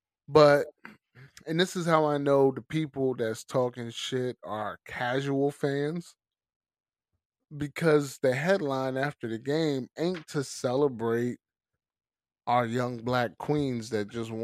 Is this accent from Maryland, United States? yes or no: yes; Baltimore, Maryland, United States; Yeah, I mean, you know, I'm from Baltimore. I ain't never going to apologize for being who I am.